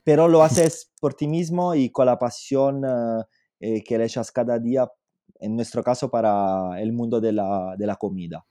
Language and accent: Spanish; Southern Italy, Italy; Spanish is a second language; also born or lived in Paris / London; now in Spain; yo soy italiano, lógicamente soy del sur de Italia y como los italianos del sur tenemos una pasión por la cocina increíble